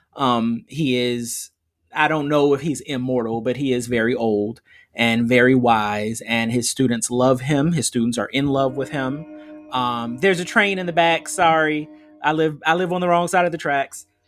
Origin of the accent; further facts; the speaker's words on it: United States; being American